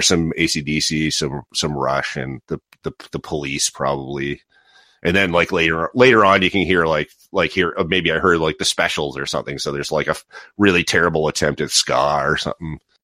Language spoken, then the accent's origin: English; Toronto, Ontario, Canada; moved away as an adult; also born or lived in Halifax, Nova Scotia; growing up in Ontario